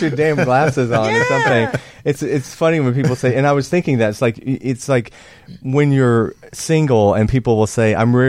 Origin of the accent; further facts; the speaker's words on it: Georgia, United States; moved away as an adult; also born or lived in Greenville, South Carolina / Anderson, South Carolina; growing up in Georgia